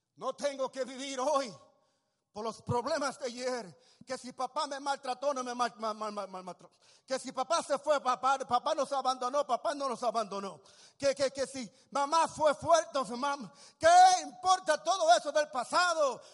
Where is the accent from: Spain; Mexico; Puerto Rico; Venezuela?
Puerto Rico; also born or lived in Tacoma, Washington, United States; nací puertorriqueño